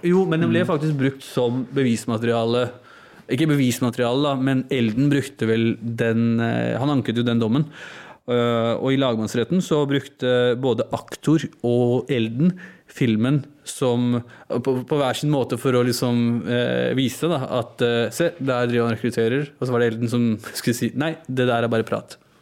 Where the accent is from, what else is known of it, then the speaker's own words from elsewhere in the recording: Oslo, Norway; norsk-pakistaner, født og oppvokst i Norge